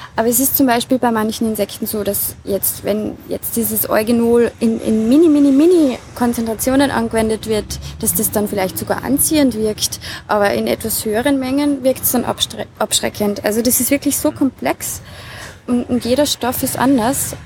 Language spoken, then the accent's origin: German; Rammingstein, Salzburg, Austria; Ich bin geboren und aufgewachsen im Lungau, genauer gesagt in der Gemeinde Rammingstein, auf einem Bergbauernhof